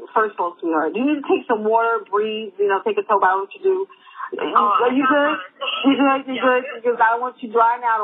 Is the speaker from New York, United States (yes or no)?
yes; New York City, New York, United States; I grew up in Harlem